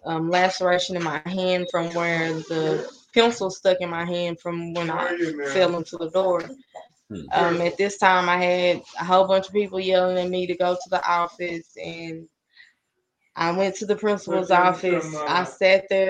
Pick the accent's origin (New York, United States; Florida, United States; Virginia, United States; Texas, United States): Texas, United States; Paris; also born or lived in Oklahoma; I'm originally from Armour, Oklahoma. We moved to Paris in 99